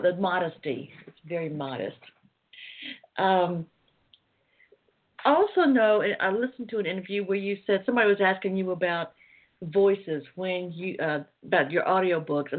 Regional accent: Atlanta, Georgia, United States; I was born and raised in Atlanta, but I'm out in the suburbs

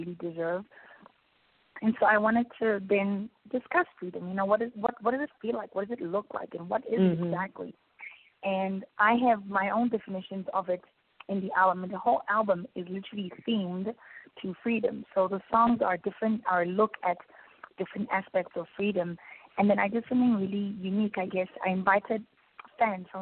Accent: South Africa; particularly in South Africa, we were given freedom

